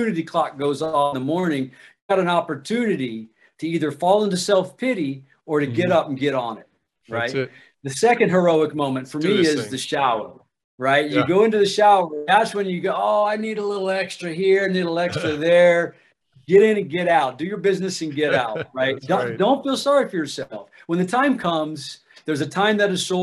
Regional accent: Ohio, United States; I'm from Ohio

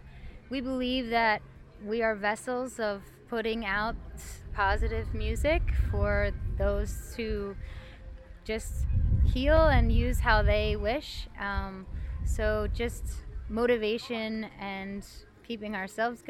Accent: Neptune, New Jersey, United States; now in Philadelphia, United States; I originally am from Neptune, New Jersey, but I now live in Philadelphia

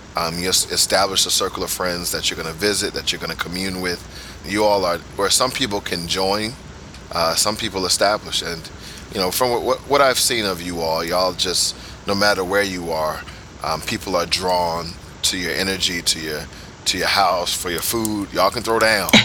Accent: United States; now in Udhailiyah, Saudi Arabia; we're American

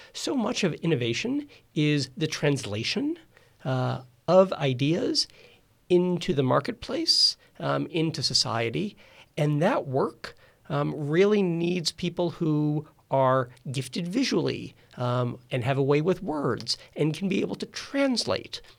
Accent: Rochester, New York, United States; I grew up in Rochester, New York

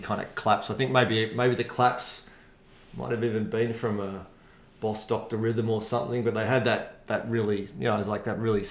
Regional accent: Melbourne, Victoria, Australia; I grew up out on the Hurstbridge, the famous, now famous, Hurstbridge line, I guess. Out in a place called Montmorency

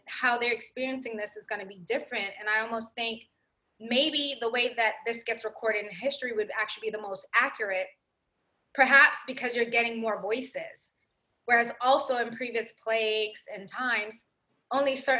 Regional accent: New York, United States; I grew up in New York.

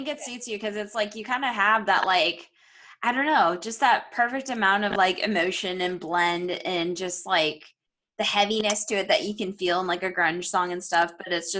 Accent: Florida, United States

